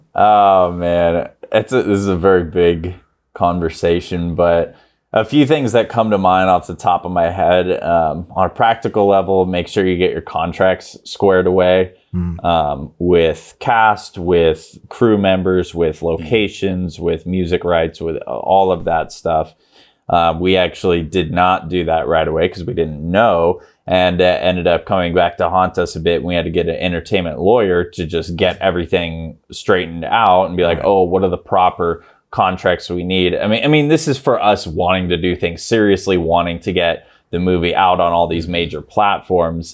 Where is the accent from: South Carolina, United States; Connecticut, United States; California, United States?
California, United States; Grass Valley; Grass Valley, California, which is where I grew up